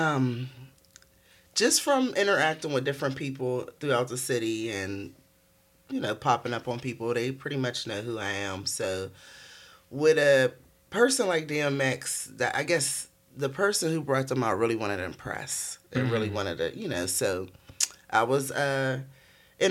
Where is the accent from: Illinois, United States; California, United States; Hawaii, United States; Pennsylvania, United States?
Pennsylvania, United States; Pittsburgh; growing up in Pittsburgh